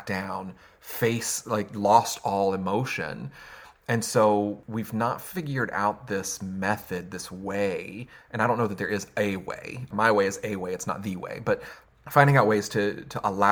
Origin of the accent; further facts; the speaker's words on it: the South, United States; I'm from the South